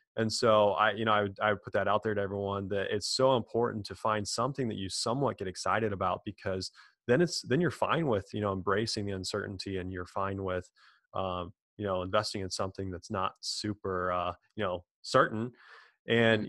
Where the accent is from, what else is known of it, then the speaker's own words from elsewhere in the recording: Quincy, Illinois, United States; born and raised in a small town, Quincy, Illinois, kind of in the middle of nowhere, uh, north of St. Louis, Missouri, about two hours.